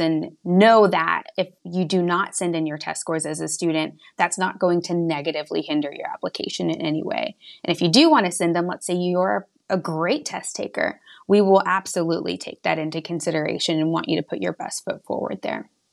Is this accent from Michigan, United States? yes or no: no; West Texas, United States; moved away as an adult; now in Hartford, United States; I'm originally from small town, middle of nowhere, West Texas. I actually graduated high school with eight students